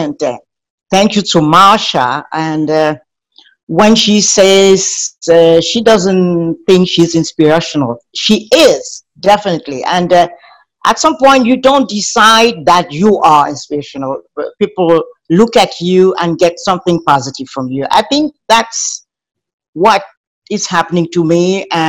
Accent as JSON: {"language": "English", "country": "Cameroon", "tie": "born or raised there", "said": "I was born in Cameroon. I started in an upscale family. My father was a minister of finance at that time"}